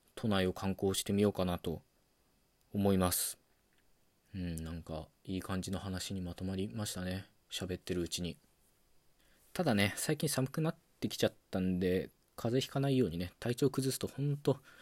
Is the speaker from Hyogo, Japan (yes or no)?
no; Okayama, Japan; moved away as an adult; now in Tokyo, Japan; 出身は岡山県なんですよで高校卒業と同時に、まあ、上京してきたっていう感じなんですよね